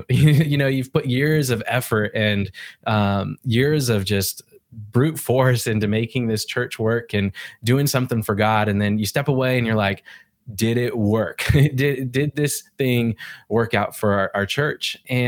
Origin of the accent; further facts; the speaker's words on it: Yakima, Washington, United States; I come from Yakima, which is about 2 hours away from our central location where Pastor Kevin is.